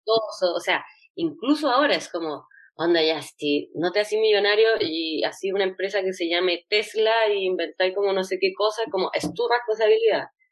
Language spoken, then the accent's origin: Spanish; Chile